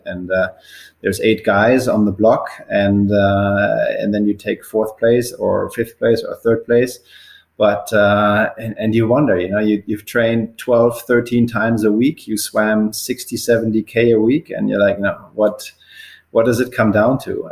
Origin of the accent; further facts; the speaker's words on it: Bavaria, Germany; moved away; also born or lived in Würzburg, Germany; I left left my hometown when I was 18 to finish high school nearby in a, a, little bit of a bigger city called Würzburg, also in Bavaria.